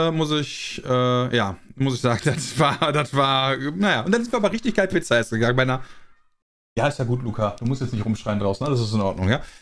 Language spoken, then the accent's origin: German; Germany; äh, ich als Deutscher müsste das ja verstehen, äh, dass die Schwachen aussortiert werden und so.